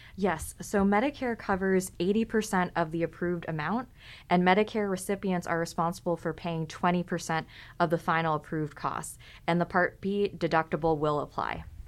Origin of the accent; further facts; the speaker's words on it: California, United States; I'm also from California